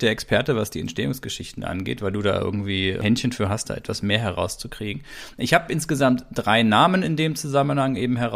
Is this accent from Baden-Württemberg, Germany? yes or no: yes; Baden-Württemberg, Germany; was eben so bei uns, wo ich herkomme, da Baden-Württemberg